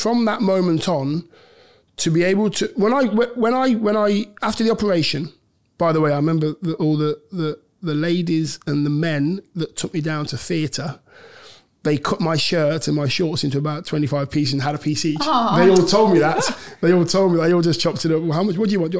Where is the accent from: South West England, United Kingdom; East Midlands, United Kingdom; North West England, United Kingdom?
East Midlands, United Kingdom; Leicester; my hometown club